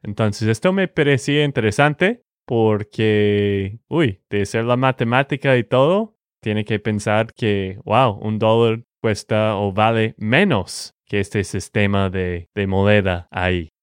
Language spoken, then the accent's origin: Spanish; Texas, United States; de Texas, Estados Unidos.